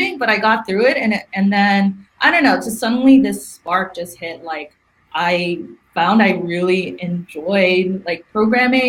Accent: New York, United States; moved away as an adult; now in Silicon Valley, United States; I'm from New York.

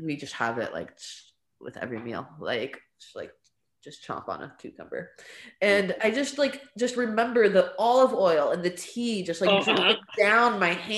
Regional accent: Stockton, California, United States; first language English and Arabic; also born or lived in Lebanon; when I came back from Lebanon, she switched me to like four different schools in Stockton

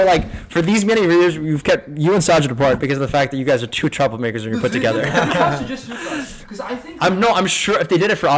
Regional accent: New Jersey, United States; also born or lived in California; first grade is when I moved from California to Jersey

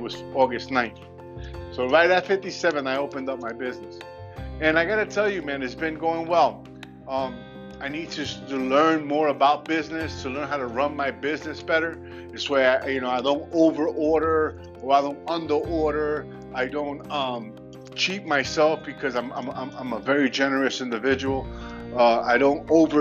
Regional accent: New York City, New York, United States; I'm a Puerto Rican. I was born and raised in the South Bronx

